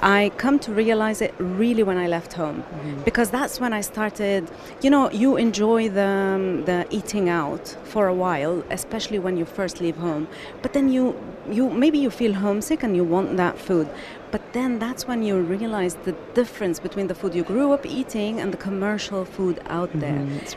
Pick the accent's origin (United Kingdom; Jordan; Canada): Jordan; moved away as an adult; also born or lived in Palestine / Bahrain; now in United Arab Emirates; So I grew up in Jordan um, originally Palestinian, grew up in Jordan, and then um, after graduating from university, lived in Bahrain for six years, and then after that, I've been in the UAE since 2005.